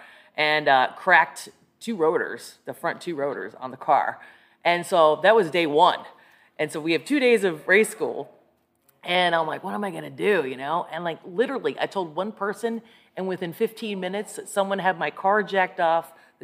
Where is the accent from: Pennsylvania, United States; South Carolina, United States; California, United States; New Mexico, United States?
Pennsylvania, United States; Scranton; now in Arlington, United States; I was raised in northeastern PA, Scranton, PA.